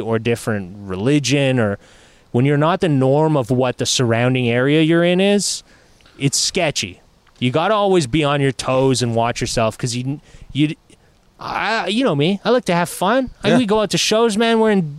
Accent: Quebec, Canada; I grew up in Quebec

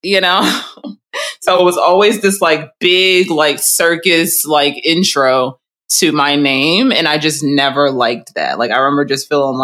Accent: United States; born or raised there

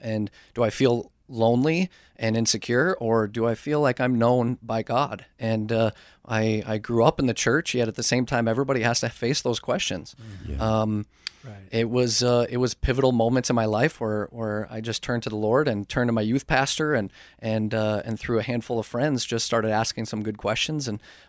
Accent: St. Paul, Minnesota, United States; I am 32 years old right now and born and raised in St. Paul, Minnesota.

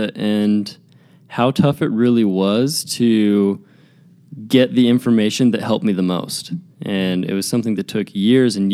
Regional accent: Draper, Utah, United States; Grew up in Draper, Utah

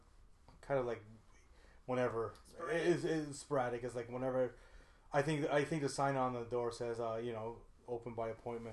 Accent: Hungary; now in Canada; I am from Hungary, people.

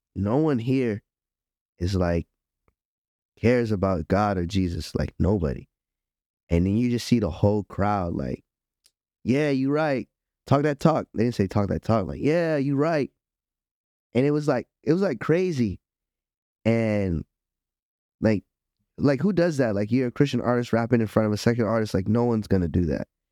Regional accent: Miami, Florida, United States; I'm from Miami

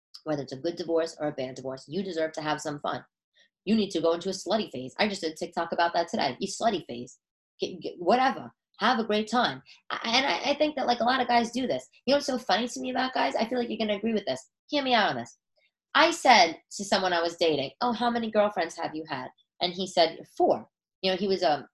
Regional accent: New York City, New York, United States; I'm from Staten Island

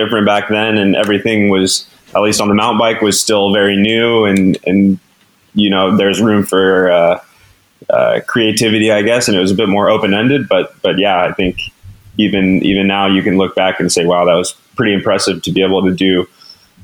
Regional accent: Durango, Colorado, United States; growing up in Durango

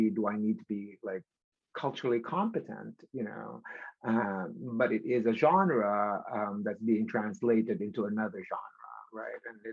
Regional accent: Philippines; born and raised in the Philippines

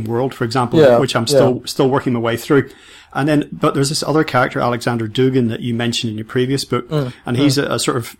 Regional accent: Ireland; as being Irish

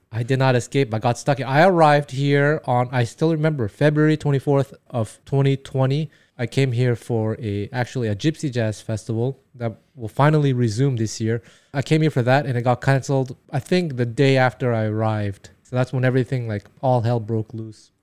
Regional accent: Montreal, Quebec, Canada; first language Taiwanese; English is a second language; moved away as an adult; now in Japan; I was born and raised in Montreal, Quebec

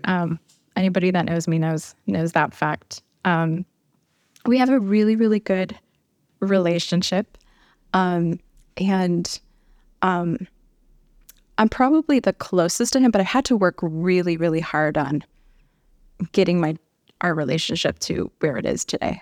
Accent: Chicago, Illinois, United States; moved away as an adult; also born or lived in Milwaukee, Wisconsin / Tucson, Arizona; now in Albuquerque, United States; I'm originally from Chicago

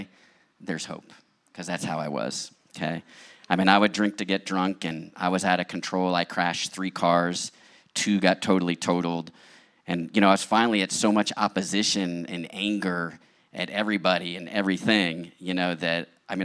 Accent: outside of Philadelphia, Pennsylvania, United States; also born or lived in Long Island, New York; now in San Diego, United States; I was born in Long Island, New York, and we moved outside of Philadelphia

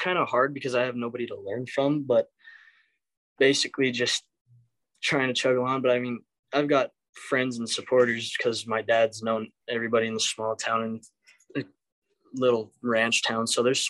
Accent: Hayden, Colorado, United States; I'm from Hayden, Colorado.

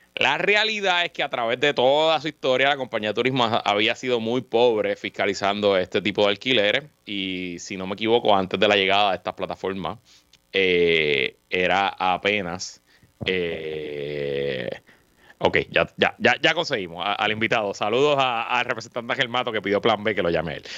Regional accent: Guaynabo, Puerto Rico; soy residente de Guaynabo, como tú bien sabes, eh, y pues lo que pasa en mi ciudad pues me importa mucho

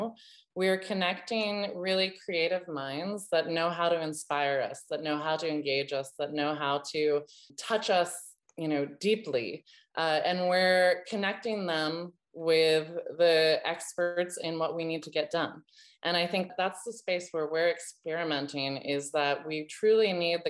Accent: United States; as an American

